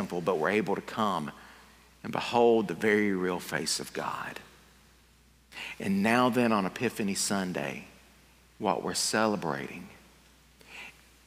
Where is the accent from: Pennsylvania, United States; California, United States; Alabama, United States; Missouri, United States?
Alabama, United States; Fruithurst; now in Piedmont, United States; I'm originally from Fruithurst, Alabama.